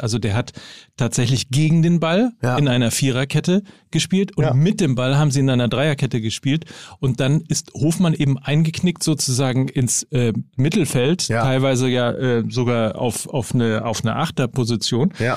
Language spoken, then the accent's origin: German; Germany; wir sind ja Deutsche